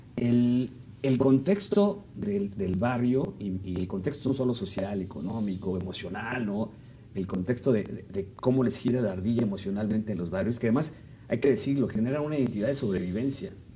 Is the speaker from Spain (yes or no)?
no; Mexico City, Mexico; los que somos de Ciudad de México